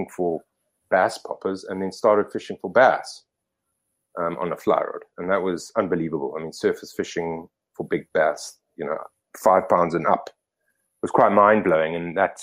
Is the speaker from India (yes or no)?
no; Gweru, Midlands, Zimbabwe; now in Paarl, South Africa; I grew up in Zimbabwe, so, and, you know, in the sort of low veld and, well, we not highlands, but the middle veld